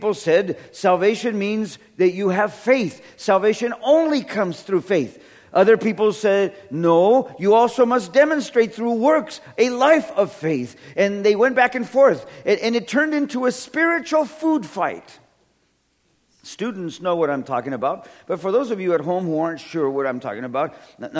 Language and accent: English; California, United States; I come from California, where everything's made out of wood, so it manages earthquakes